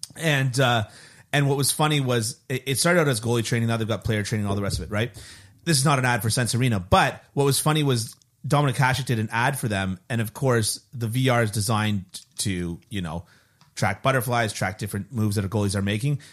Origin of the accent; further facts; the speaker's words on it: Canada; as a Canadian, as a born and raised Canadian